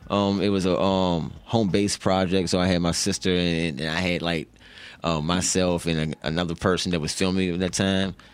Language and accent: English; Charlottesville, Virginia, United States; growing up in Charlottesville